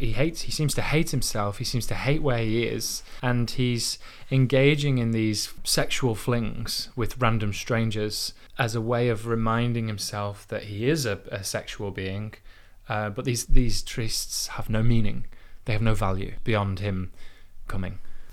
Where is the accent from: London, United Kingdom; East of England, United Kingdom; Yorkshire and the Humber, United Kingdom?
Yorkshire and the Humber, United Kingdom; I've heard this conversation 1,000 times, like, you know, just growing up in Yorkshire, this like just this absolute and utter like point blank ignorance.